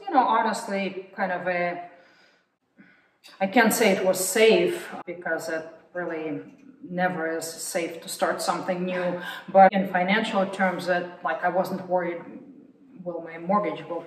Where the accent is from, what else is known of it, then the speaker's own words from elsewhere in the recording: Moscow, Russia; also born or lived in Texas; now in United States; I'm not from Texas, so I was born and raised in Moscow.